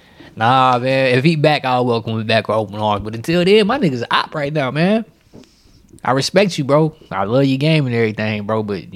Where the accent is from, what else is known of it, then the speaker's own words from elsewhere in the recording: Texas, United States; also born or lived in Denver, Colorado; That's my hometown, my birthplace, but you know, I'm from Texas.